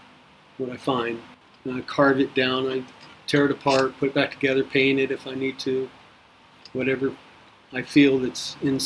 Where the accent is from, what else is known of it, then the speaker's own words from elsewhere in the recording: Nebraska, United States; Moved in and out of Nebraska. And I've stayed in Nebraska, so I'm pretty much from Nebraska.